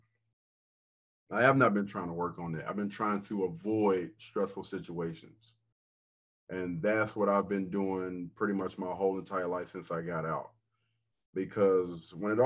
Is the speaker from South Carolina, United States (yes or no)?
yes; Rock Hill, South Carolina, United States; I am a guy from Rock Hill, South Carolina. Grew up single parent home